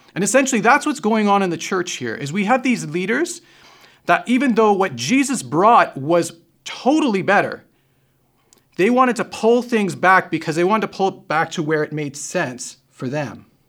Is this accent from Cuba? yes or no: no; Canada; we're Canadian